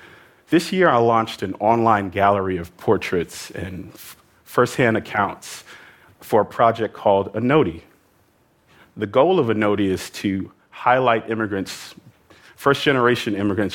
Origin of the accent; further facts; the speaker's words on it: New York, United States; I grew up in New York, which is home to the largest number of immigrants anywhere in the United States.